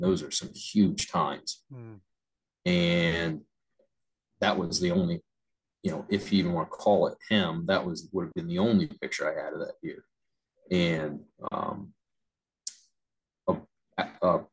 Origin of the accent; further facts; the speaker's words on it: Ohio, United States; my home state